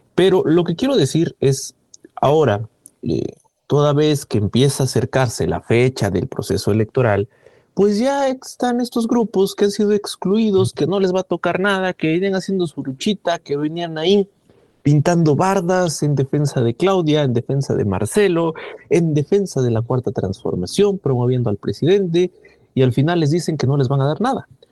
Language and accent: Spanish; Mexico